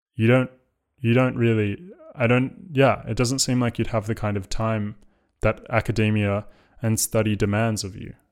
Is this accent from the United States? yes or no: no; Australia; now in London, United Kingdom; as an, as an Australian